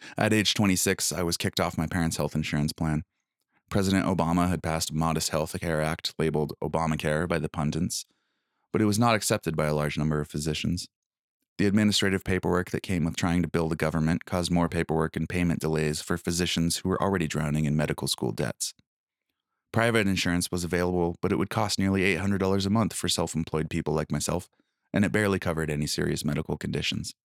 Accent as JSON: {"language": "English", "country": "United States", "also_born_or_lived": "Blaine, Washington", "moved": "as an adult", "said": "my home country felt like a foreign, war-torn land"}